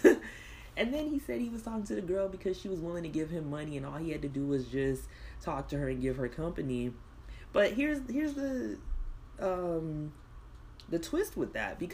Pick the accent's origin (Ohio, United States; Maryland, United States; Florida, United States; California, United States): Florida, United States; South; I grew up in South Florida